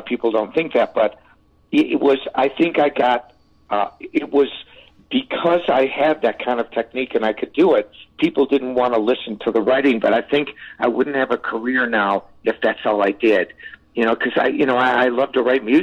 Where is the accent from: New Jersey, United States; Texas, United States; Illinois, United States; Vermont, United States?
Illinois, United States; Chicago; moved away; also born or lived in California; I'm a Chicagoan. You know, I was born in Chicago